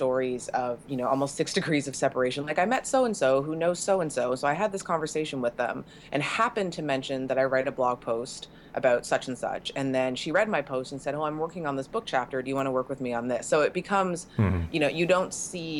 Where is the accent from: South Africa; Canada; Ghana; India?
Canada; I'm Canadian